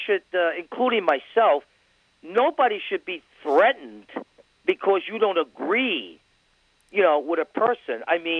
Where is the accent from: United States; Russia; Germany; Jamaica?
United States; New Hampshire; That previous call of Mike. I'm from New Hampshire.